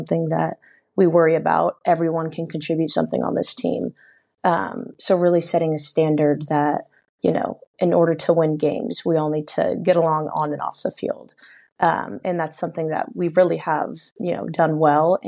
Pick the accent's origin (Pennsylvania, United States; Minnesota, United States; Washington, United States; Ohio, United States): Washington, United States; Seattle; now in Bellingham, United States; I grew up in Seattle